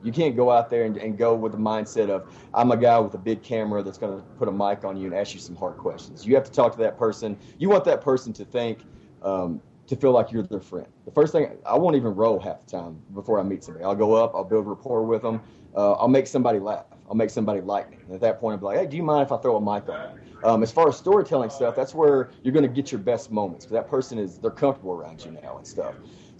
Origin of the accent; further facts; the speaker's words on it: Paducah, Kentucky, United States; Paducah, Kentucky.